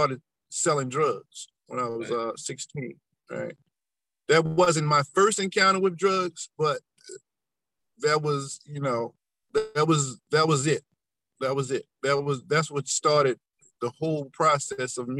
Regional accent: Baltimore, Maryland, United States; I grew up in Baltimore, Maryland, you know, on the west side

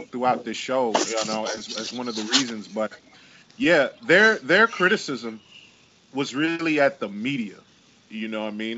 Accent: New York, United States; I'm from New York

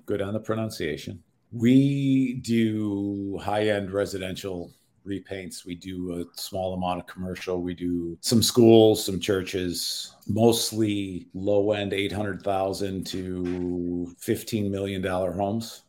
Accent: Chicago, Illinois, United States; Middle school, high school, we moved from Chicago proper, west side of the city, which is now kind of a war zone, to a fairly affluent suburb.

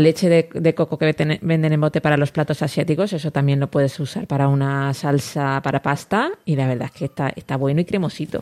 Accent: Elche, Valencian Community, Spain; yo que soy

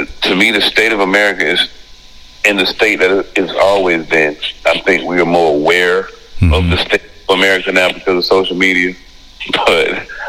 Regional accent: Dillon, South Carolina, United States; moved away; also born or lived in Washington, D.C.; I'm from Dillon, South Carolina, little town. A little town most people wouldn't expect.

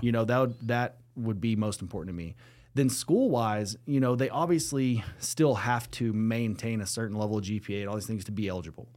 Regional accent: Lubbock, Texas, United States; growing up in Lubbock, Texas

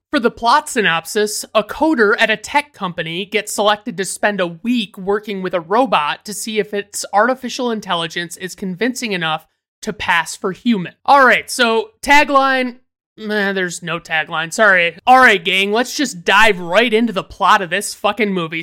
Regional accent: United States; as an American citizen

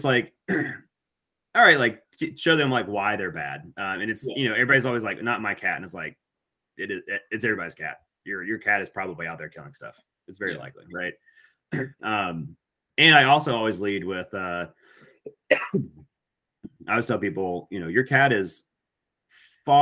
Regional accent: Alabama, United States; growing up in Alabama

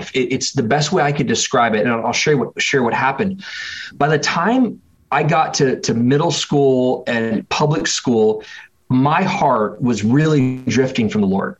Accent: Springfield, Oregon, United States; also born or lived in North Carolina / Michigan; I was in about fifth grade that my family moved from North Carolina to the West Coast, where I spent the majority of my kind of formative years growing up, going to middle school and high school and college, actually about 2 hours south of where I'm living right now, in a place called Eugene, Oregon. And it right next to Eugene is a city called Springfield, Oregon. And so I grew up in Springfield

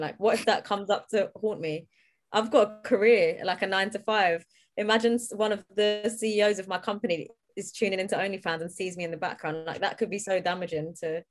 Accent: London, United Kingdom; I'm from South London

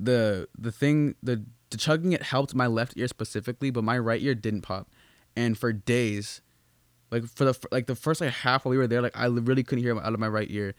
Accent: Boston, Massachusetts, United States; moved away; also born or lived in New Hampshire; I'm originally from Massachusetts

